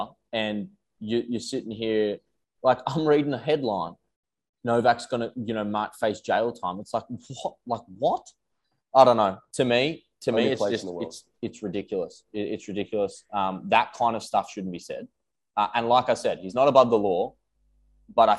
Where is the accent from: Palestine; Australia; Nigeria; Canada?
Australia; as an Australian tennis player